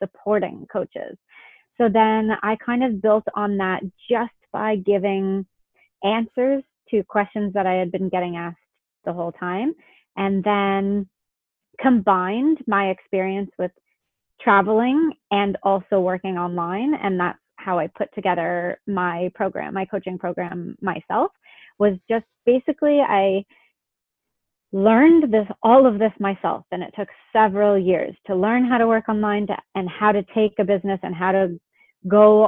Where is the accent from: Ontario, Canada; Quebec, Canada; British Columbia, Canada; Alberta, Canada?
Ontario, Canada; Toronto area; moved away as an adult; I grew up in Canada.